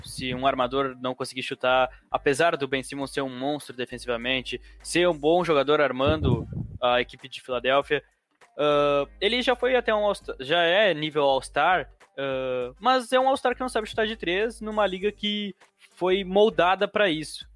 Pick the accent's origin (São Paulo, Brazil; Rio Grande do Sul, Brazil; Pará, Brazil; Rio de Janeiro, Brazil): Rio Grande do Sul, Brazil; Santa Maria; Sou de Santa Maria